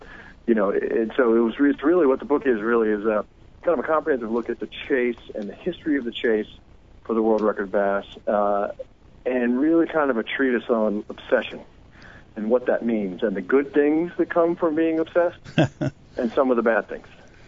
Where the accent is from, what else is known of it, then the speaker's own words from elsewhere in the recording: Alabama, United States; also born or lived in North Carolina; now in Brooklyn, United States; I grew up in Alabama and North Carolina, but I've been here for about, I don't know, 15 years now, actually, believe it or not.